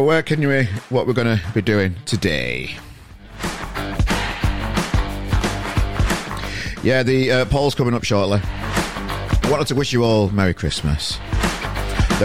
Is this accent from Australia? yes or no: no; Yorkshire and the Humber, United Kingdom; Us Yorkshire people like to pronounce the G's